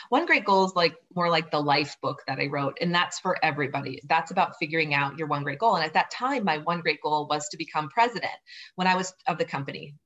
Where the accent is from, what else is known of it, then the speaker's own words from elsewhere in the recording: southern Minnesota, United States; moved away as an adult; also born or lived in Boulder; I grew up on a farm in southern Minnesota